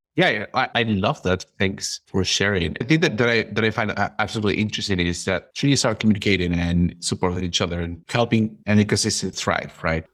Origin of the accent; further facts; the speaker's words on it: Peru; I'm from Peru